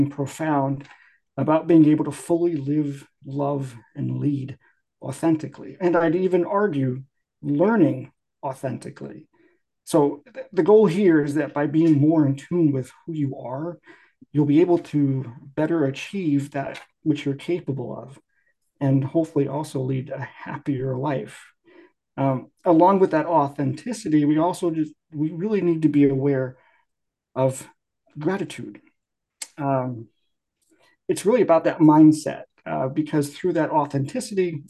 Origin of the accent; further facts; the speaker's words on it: Connecticut, United States; moved away as an adult; now in Pacific Northwest, United States; I'm from Connecticut